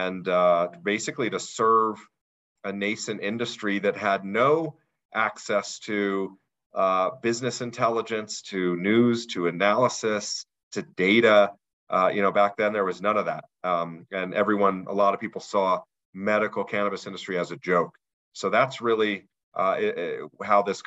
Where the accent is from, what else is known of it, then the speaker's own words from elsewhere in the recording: Denver, Colorado, United States; I'm actually from the Denver area